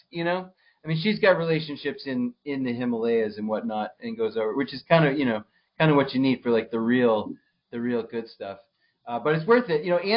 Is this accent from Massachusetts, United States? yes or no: yes; Townsend, Massachusetts, United States; I grew up right over the border in Townsend, which is you know also not also one well one and a half towns removed from the border of Rindge. I I think of it as the border though because I grew up in West Townsend, just off of 119.